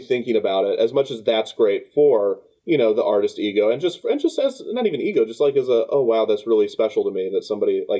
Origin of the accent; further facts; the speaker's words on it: Kansas City, Missouri, United States; I grew up in Kansas City and we have Worlds of Fun